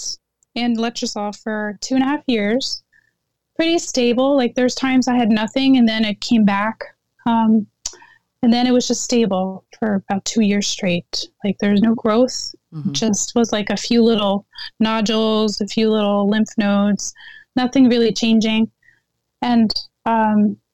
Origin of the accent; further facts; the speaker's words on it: Netherlands; moved away; I was born in Holland